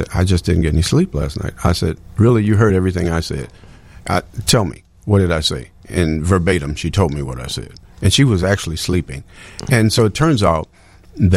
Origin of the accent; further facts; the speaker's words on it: Chicago, Illinois, United States; I was born in Chicago here, in Inglewood on 61st Street, and I saw a lot of impoverished families and kids that I ran into in school